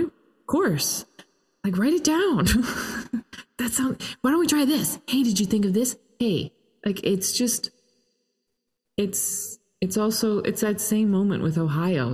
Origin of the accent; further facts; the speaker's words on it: Toronto, Ontario, Canada; I'm Canadian and uh, grew up in Toronto